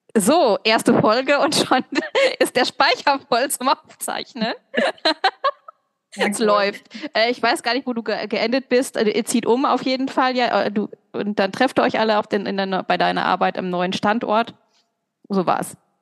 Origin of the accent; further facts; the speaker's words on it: North Rhine-Westphalia, Germany; now in Thiersee, Austria; ich komme nicht aus Köln, ich komme aus Ostwestfalen